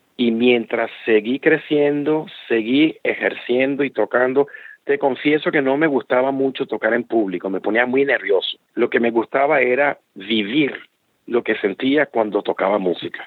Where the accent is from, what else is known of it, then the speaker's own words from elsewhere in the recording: Caracas, Capital District, Venezuela; nací y me crié en Caracas, Venezuela